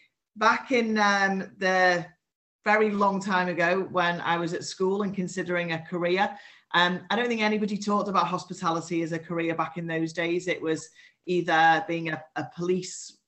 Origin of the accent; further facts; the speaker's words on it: the Wirral, North West England, United Kingdom; now in Liverpool, United Kingdom; I was born on the Wirral and have lived in Liverpool for the last 18 years.